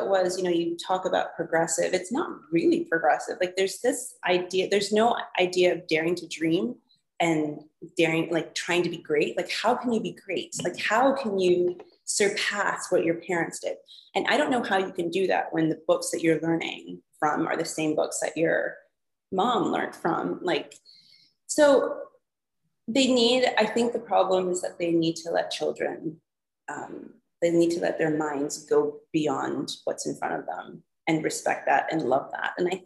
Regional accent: Canada; moved away; growing up in Canada, we were able to work at 14.

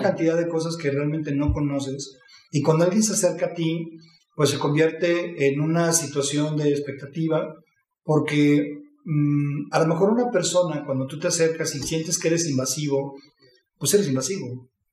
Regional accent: Mexico City, Mexico; nací en la Ciudad de México en 1976, en un hogar de cinco hermanos

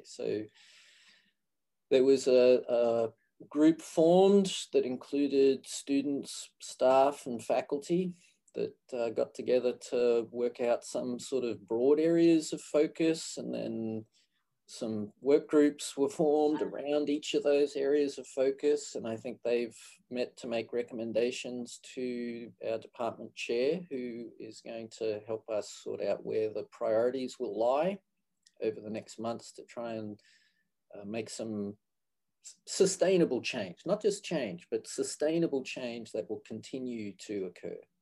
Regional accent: Australia; moved away as an adult; also born or lived in Canada / Gainesville, Florida; now in Florida, United States; I grew up in Australia, and I did my physical therapy training in Australia, University of Queensland

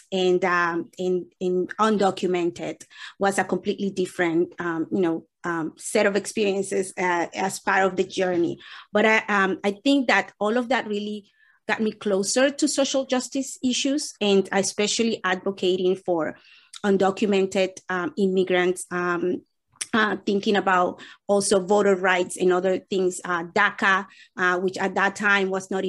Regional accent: Salem, Massachusetts, United States; I grew up in the North Shore in Salem, Massachusetts. And at that time, when I came with my family, it was a very small um, Latino community in, in, in Salem.

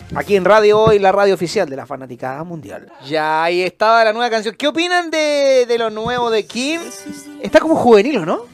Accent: Antofagasta, Chile; moved away as an adult; now in Santiago, Chile; yo, por ejemplo, soy del norte, yo soy de Antofagasta, vivo, claro, llevo ya 15, 17 años viviendo en Santiago

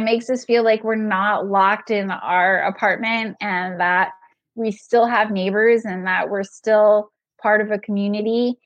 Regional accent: California, United States; moved away as an adult; also born or lived in Manhattan; now in New York, United States; I was born and raised in California and I practiced there for 5 years before I moved to Manhattan

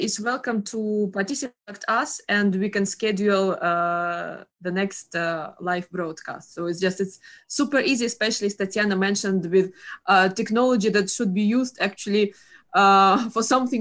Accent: Russia; I am from Russia

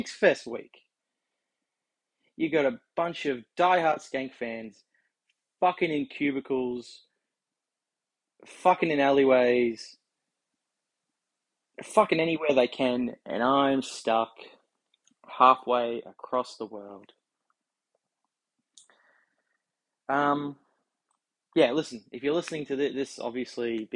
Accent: Australia; the Aussie Red Bar, the Thunder from Down Under

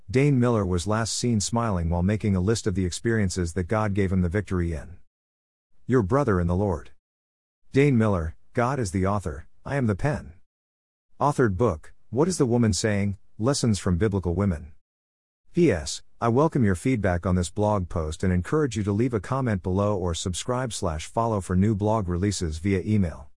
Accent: Trinidad & Tobago; I remember growing up in Trinidad and Tobago and attending secondary school. The school I attended was a school in the south of the island

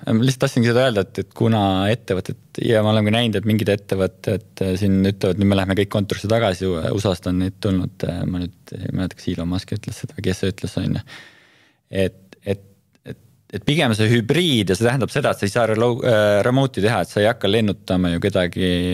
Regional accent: Estonia; me oleme Eestist

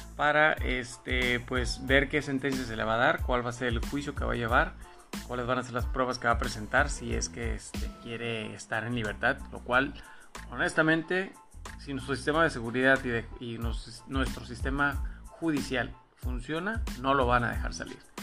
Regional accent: Mexico; como mexicanos

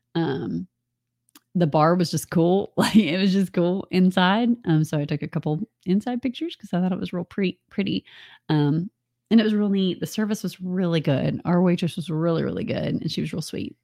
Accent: Atlanta, Georgia, United States; I grew up in Atlanta. We use MARTA

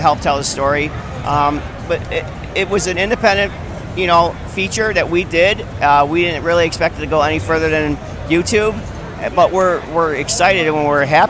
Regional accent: Chicago, Illinois, United States; I'm from Chicago

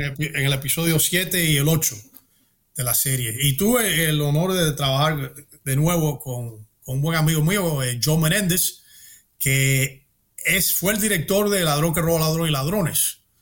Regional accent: Miami, Florida, United States; yo había creciendo en Miami

